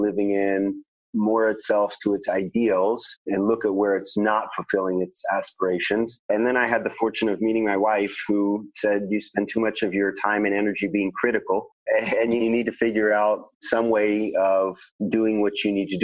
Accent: Houston, Texas, United States; moved away as an adult; now in Israel; Growing up in Houston, Texas

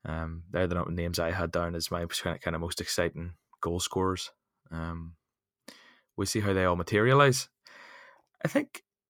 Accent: Ireland; as an Irishman

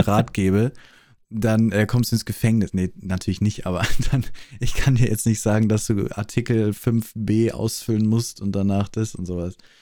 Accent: Austria; accent: Austrian; Ich bin Österreicher

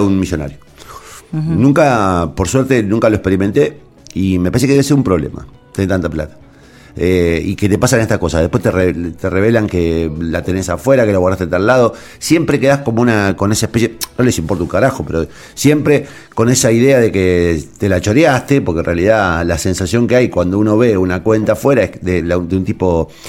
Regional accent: Argentina; ¿Qué somos, digamos, los argentinos?

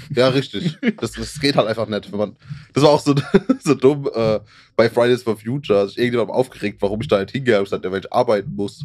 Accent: Germany; als Deutscher

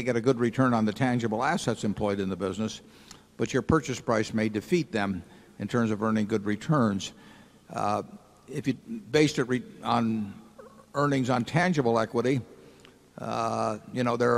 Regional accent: Omaha, Nebraska, United States; And I guess they thought because I was from Omaha that, you know, one time and they'd be rid of me.

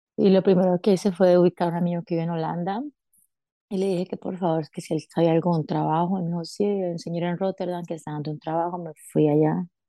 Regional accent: Cali, Valle del Cauca, Colombia; moved away as an adult; now in Paris, France; soy de Cali, Colombia

